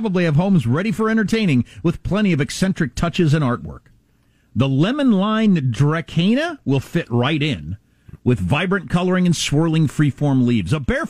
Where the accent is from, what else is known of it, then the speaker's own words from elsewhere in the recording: United States; moved away; also born or lived in South Dakota / Wisconsin; growing up in South Dakota and Wisconsin, where dead of winter.